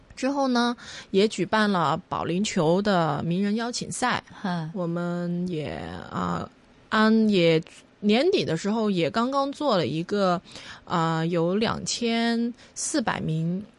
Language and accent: Chinese; Hong Kong; also born or lived in Mainland China; 我也是从内地很小的时候移民来的